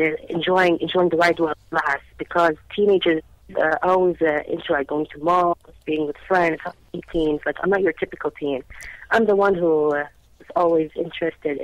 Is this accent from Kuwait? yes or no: yes; Kuwait; in my country, in Kuwait over here